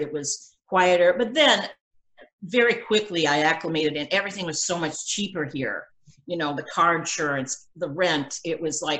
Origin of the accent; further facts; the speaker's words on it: Sandusky, Ohio, United States; also born or lived in Los Angeles, California; now in Orlando, United States; I'm from Sandusky, Ohio. Do you know what I'm saying? A girl from Sandusky, Ohio.